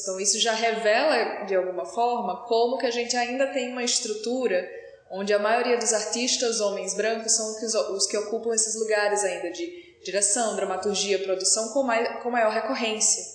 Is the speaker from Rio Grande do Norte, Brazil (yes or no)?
yes; Natal, Rio Grande do Norte, Brazil; como eu também sou de Natal, né, eu e o Diogo estamos, moramos lá